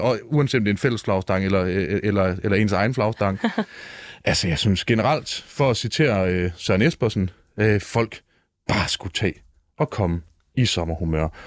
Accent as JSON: {"language": "Danish", "country": "Denmark", "said": "Jeg er fra den rigtige Vestegn, nemlig Jylland"}